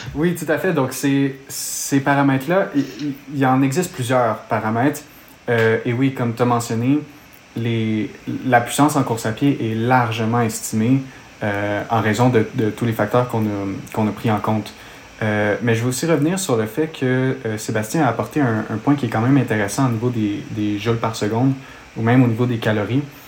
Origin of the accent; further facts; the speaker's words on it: Montreal, Quebec, Canada; accent: Québécois; je viens de Montréal, au Canada, donc d'où vient mon, mon, accent québécois